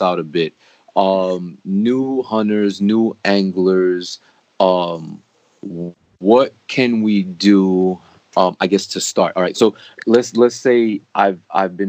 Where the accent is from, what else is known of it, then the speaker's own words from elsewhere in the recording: New York City, New York, United States; as a New Yorker